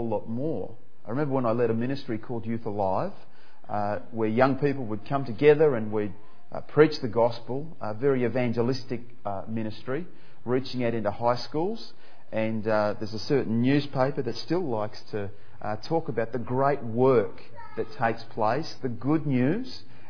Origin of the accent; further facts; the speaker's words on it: Perth, Western Australia, Australia; moved away as an adult; also born or lived in Papua New Guinea; now in Melbourne, Australia; I grew up in Perth, and I moved over here to Melbourne